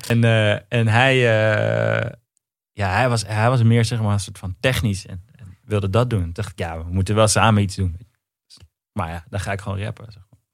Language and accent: Dutch; Amsterdam, North Holland, Netherlands; in de Pijp in Amsterdam. Hm. Ik ben geboren in Amstelveen